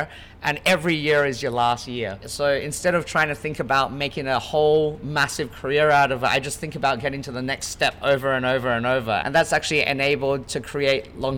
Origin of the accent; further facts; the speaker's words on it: Adelaide, South Australia, Australia; moved away; I grew up in Australia when I was a kid